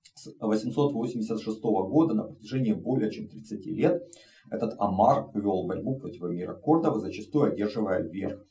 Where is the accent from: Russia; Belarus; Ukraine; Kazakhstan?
Ukraine; moved away as an adult; Россия напала на мою страну, Украина в огне, а, мой родной город под бомбежками и ракетными обстрелами оккупантов